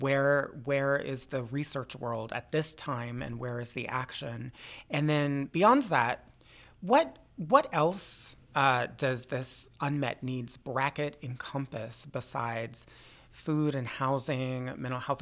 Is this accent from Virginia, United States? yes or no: yes; Loudoun County, Northern Virginia, United States; I grew up in Northern Virginia, too, in Loudoun County.